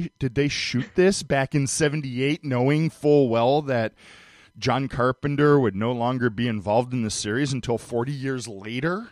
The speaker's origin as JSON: {"language": "English", "town": "Cleveland", "region": "Ohio", "country": "United States", "tie": "born or raised there", "said": "I grew up in Cleveland"}